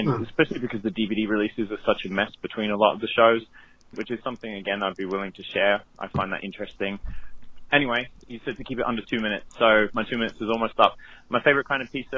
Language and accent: English; United Kingdom; now in Florida, United States; I was born in Europe. I'm from the UK